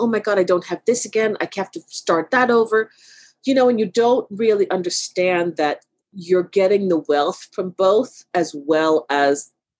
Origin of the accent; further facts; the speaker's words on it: Brooklyn, New York, United States; also born or lived in Jamaica; I grew up in Brooklyn. So we lived in Brooklyn for a number of years while I was younger.